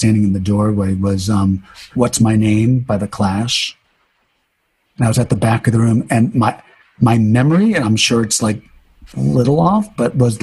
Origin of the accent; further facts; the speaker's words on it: Waterford, Connecticut, United States; also born or lived in New London, Connecticut; we moved from New London to Waterford, which is sort of like moving from the East Village to Chelsea